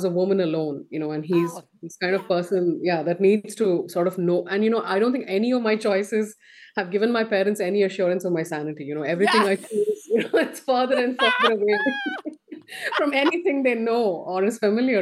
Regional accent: Midwest, United States; I grew up in America in my teenage years, right? So the Midwest

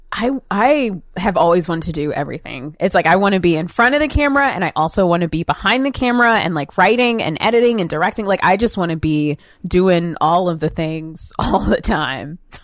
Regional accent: outside of Atlanta, Georgia, United States; also born or lived in Marietta / New York City; growing up, I grew up outside of Atlanta

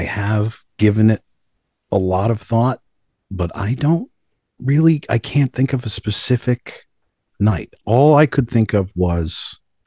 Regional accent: Libertyville, Illinois, United States; I grew up in Libertyville, Illinois, which is a suburb about 45 minutes north of Chicago

